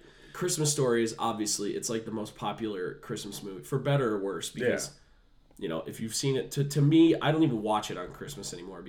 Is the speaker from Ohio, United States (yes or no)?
yes; Strongsville, Ohio, United States; we grew up in Strongsville together